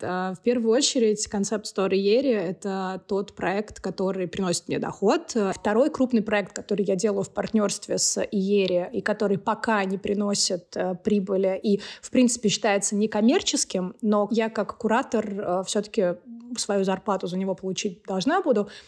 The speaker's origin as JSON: {"language": "Russian", "region": "Moscow", "country": "Russia", "tie": "born or raised there", "first_language": "Russian and Georgian", "moved": "as an adult", "lives_now": "Tbilisi, Georgia", "said": "я, соответственно, родилась и выросла в Москве"}